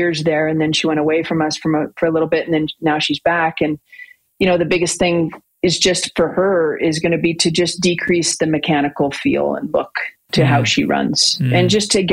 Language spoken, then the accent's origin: English; Canada; We're all Canadian